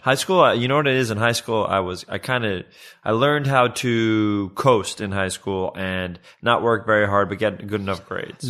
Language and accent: English; New York City, New York, United States; moved away as an adult; also born or lived in Westchester, New York; now in Los Angeles, United States; When I was a kid, I moved from Riverdale, which is like the northern part of the Bronx, and up to Westchester